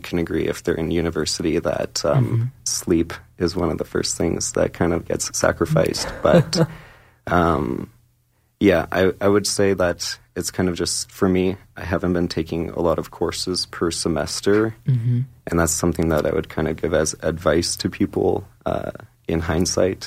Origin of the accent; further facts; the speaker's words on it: Calgary, Alberta, Canada; I was born and raised here in Calgary